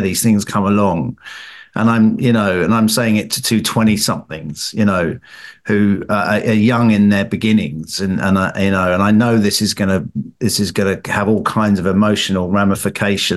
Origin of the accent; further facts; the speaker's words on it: England, United Kingdom; as an Englishman with my English brother